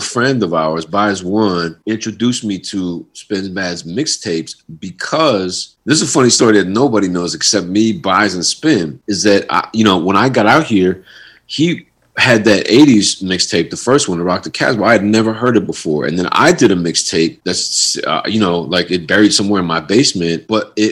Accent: East Coast, United States; moved away as an adult; now in California, United States; when I was growing up on the East Coast, man, right before I came out to Cali

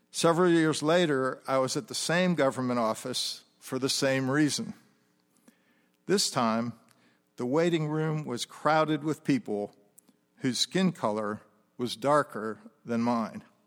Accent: United States; moved away as an adult; also born or lived in France; As an American living in France

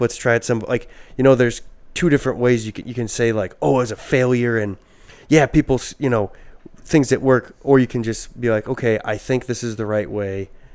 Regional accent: Midwest, United States; we're from the Midwest

